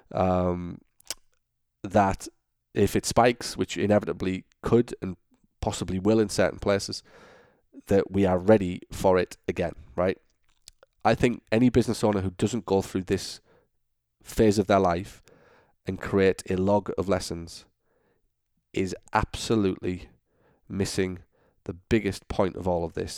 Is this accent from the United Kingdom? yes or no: yes; United Kingdom; moved away as an adult; also born or lived in Florida; now in Orlando, United States; I'm obviously from Britain